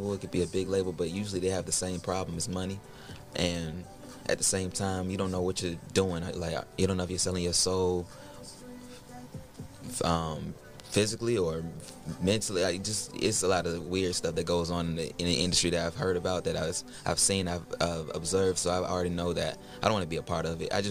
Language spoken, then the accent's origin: English; Atlanta, Georgia, United States; Born and raised.